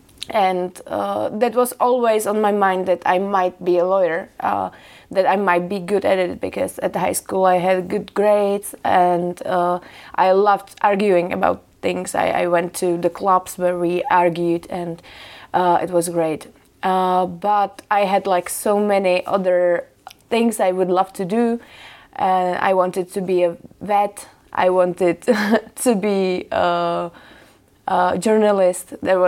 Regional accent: Central Bohemian Region, Czechia; also born or lived in Prague; I was born here. And when I was about 4, my parents moved to the country. But it's like 20 kilometers from Prague. It's not like we left Czech Republic at all. And I was raised there

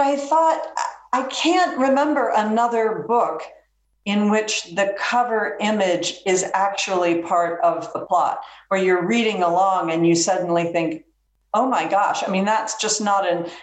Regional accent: the American South, United States; I say that as a Southerner

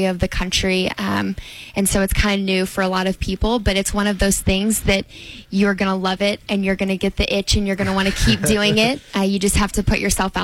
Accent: Madison, Indiana, United States; having the opportunity to be Miss Madison Regatta and to represent my hometown

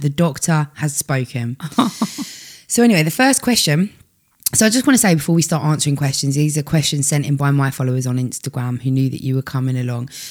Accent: United Kingdom; we're so British

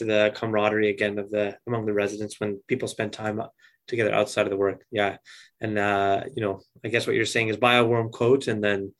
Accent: Edmonton, Alberta, Canada; where I grew up in Edmonton.

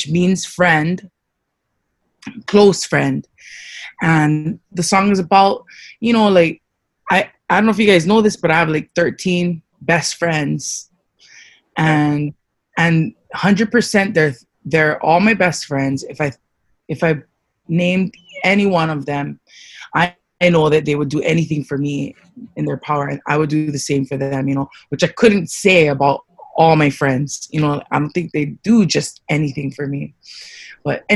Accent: Hawaii, United States; also born or lived in Louisiana / Waimanalo; I was raised mostly in Hawaii with one of my sisters

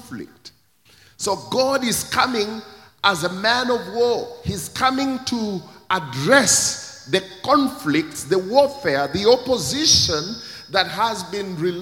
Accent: Kenya; my own country, Kenya

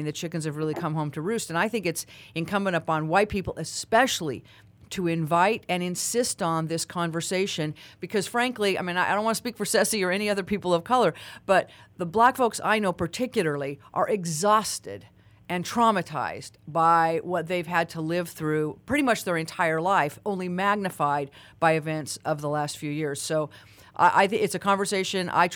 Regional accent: Utah, United States; moved away as an adult; now in San Francisco, United States; I was originally raised in my home state of Utah

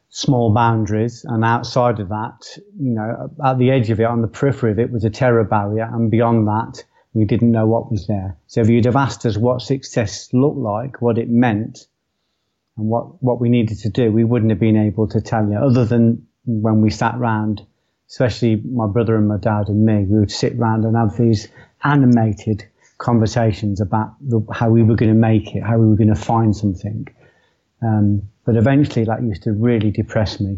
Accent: Coventry, West Midlands, United Kingdom; I was born in Coventry. I was born in a place called Tile Hill, moved quickly to a place called Walsgrave, and I spent the next 17 years there.

